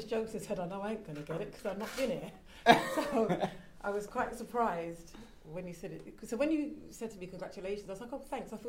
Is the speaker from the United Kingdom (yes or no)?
yes; Ilford, London, United Kingdom; born there; Now, I was born in Ilford, so uh, I'm British. But um, I'm Ghanaian, and we have these, you know, traditions and culture.